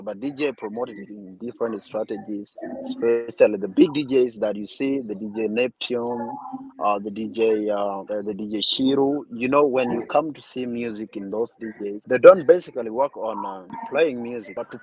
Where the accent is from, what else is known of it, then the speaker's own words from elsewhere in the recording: South Sudan; now in Kampala, Uganda; I come from Makwajpayam, basically Edumore. That's my background.